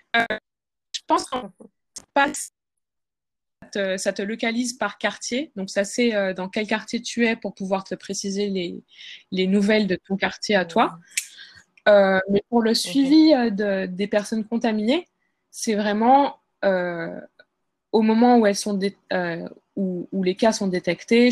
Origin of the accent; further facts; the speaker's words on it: France; moved away as an adult; now in Seoul, South Korea; en tant que Française